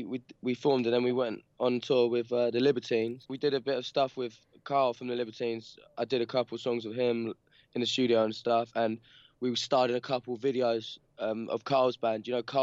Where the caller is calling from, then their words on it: Peckham, London, United Kingdom; London, Peckham in London.